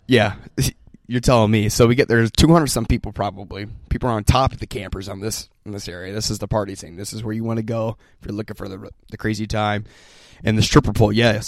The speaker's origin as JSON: {"language": "English", "area": "Laguna", "region": "Iowa", "country": "United States", "said": "I'm from Laguna"}